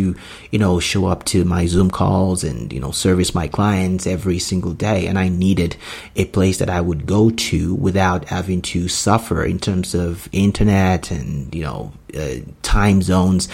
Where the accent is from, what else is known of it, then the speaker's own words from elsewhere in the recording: Nigeria; moved away as an adult; also born or lived in United States; I grew up in Nigeria. I was born in Nigeria, moved to United States when I was 22.